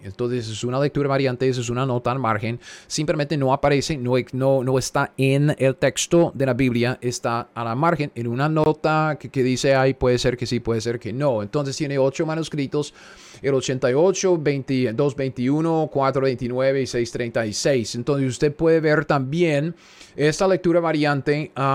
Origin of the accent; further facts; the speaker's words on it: United States; Spanish is a second language; yo soy gringo, yo entiendo. El español es mi segundo idioma